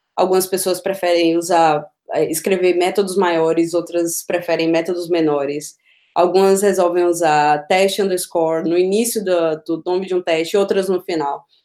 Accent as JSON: {"language": "Portuguese", "town": "Feira de Santana", "region": "Bahia", "country": "Brazil", "moved": "as an adult", "lives_now": "Berlin, Germany", "said": "eu sou de Feira de Santana, no interior da Bahia"}